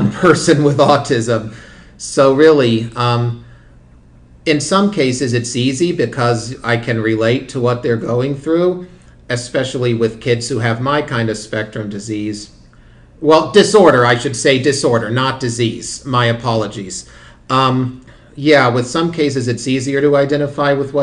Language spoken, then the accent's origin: English; Arlington, Ohio, United States; born or raised there; also born or lived in Findlay, Ohio / Indiana